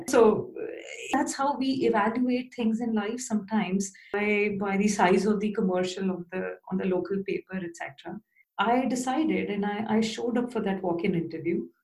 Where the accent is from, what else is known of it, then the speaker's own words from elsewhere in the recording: Bhopal, Madhya Pradesh, India; moved away as an adult; also born or lived in Bangalore / London; I got an opportunity to be a lecturer in a new engineering college in my hometown, Bhopal